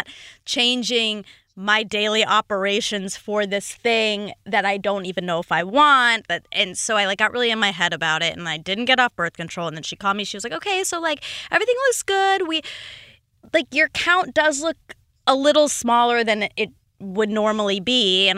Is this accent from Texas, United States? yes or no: no; Duluth, Georgia, United States; Duluth, like half hour outside Atlanta.